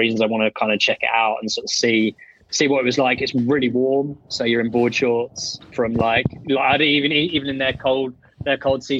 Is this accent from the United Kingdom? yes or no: yes; England, United Kingdom; accent: well-spoken British English; now in Portugal; I grew up surfing in England